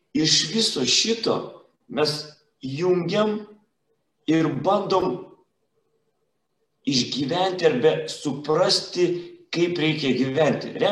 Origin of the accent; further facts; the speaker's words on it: Klaipėda, Klaipėda County, Lithuania; now in Palanga, Lithuania; esu klaipėdiškis